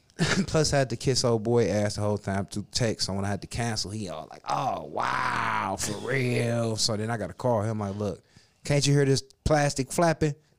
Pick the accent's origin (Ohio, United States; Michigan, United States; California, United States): Ohio, United States; Cleveland; we from Cleveland, boy